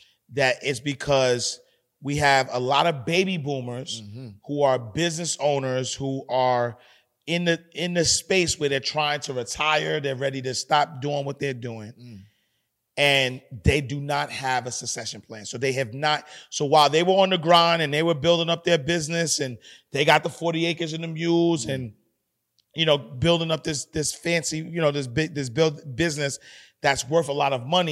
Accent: Haiti; I'm Haitian.

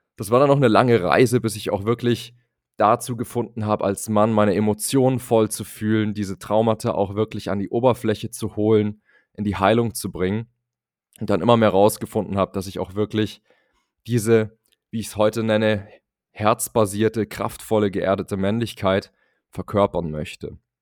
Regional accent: Munich, Bavaria, Germany; Ich komme aus München, bin dort im konservativen Bayern aufgewachsen

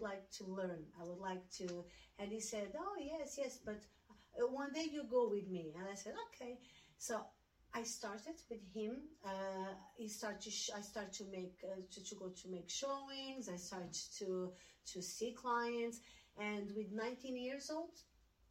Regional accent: Algarve, Portugal; English is a second language; moved away as an adult; now in New York, United States; I'm from Portugal, from south of Portugal

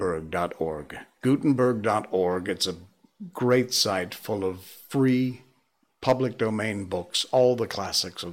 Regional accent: United States; moved away as an adult; now in Malaysia; Because I'm American

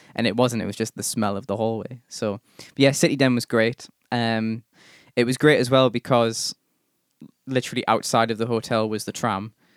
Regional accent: England, United Kingdom; being English

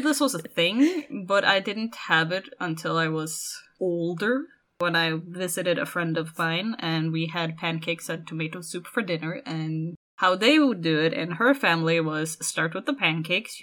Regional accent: Norway; I am from Norway

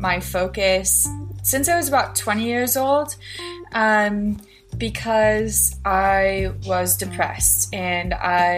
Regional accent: Filer, Idaho, United States; I am from Filer, Idaho. It's a small town in southern Idaho

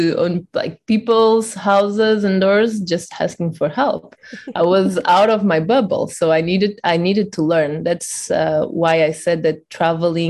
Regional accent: Portugal; I was born and raised in a really small village in Portugal

